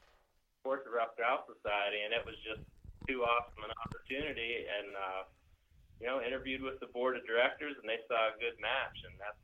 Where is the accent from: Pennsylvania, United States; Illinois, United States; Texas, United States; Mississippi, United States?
Pennsylvania, United States; And you know, growing up in Pennsylvania by rights, I thought, man, I've got the best job in the whole world.